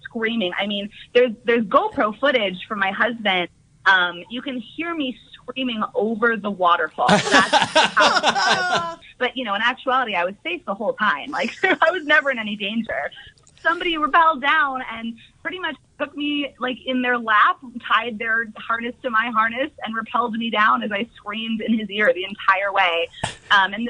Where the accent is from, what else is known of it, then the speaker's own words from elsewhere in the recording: Northern California, United States; we're from Northern California